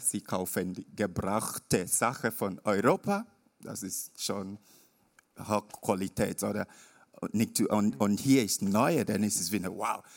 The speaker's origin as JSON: {"language": "German", "country": "Nigeria", "tie": "born or raised there", "second_language": "German", "moved": "yes", "said": "bin ich in Nigeria, also mein Heimatort"}